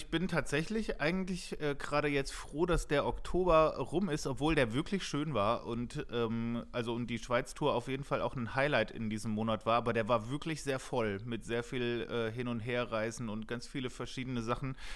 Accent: Hesse, Germany; wie wir das blöd finden, wenn wir sagen, wir kommen aus der Nähe von Frankfurt

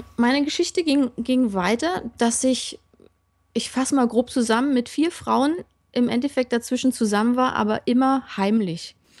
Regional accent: Berlin, Germany; Ja, ich komme aus dem Osten, bin dort in einer Baptistengemeinde groß geworden

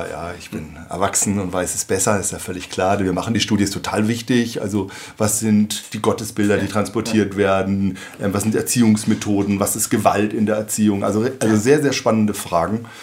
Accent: Marburg, Hesse, Germany; …. Ähm, ich komme aus Marburg, lebe mit meiner Familie hier ähm, seit vielen Jahren und arbeite auch in Kassel an der CVM-Hochschule

